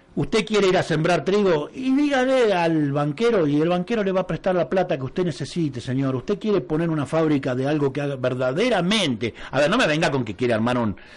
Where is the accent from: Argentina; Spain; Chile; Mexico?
Argentina; nosotros somos Argentina